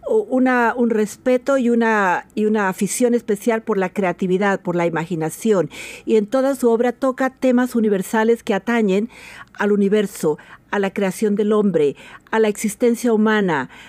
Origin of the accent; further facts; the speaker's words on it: Colombia; also born or lived in Spain; now in Washington, United States; Soy de origen colombiano, em, viví muchos años en España y llevo también muchos años en el estado de Washington.